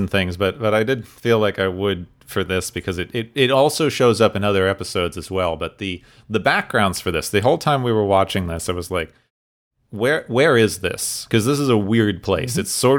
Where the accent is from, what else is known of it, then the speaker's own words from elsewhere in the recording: Southwest, United States; Like since I grew up in the Southwest, there.